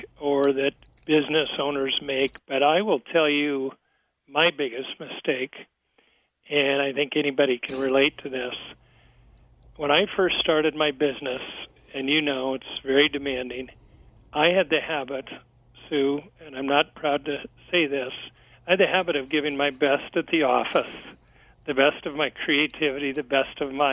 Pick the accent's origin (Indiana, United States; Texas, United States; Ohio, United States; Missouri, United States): Missouri, United States; Kansas City; here in my hometown of Kansas City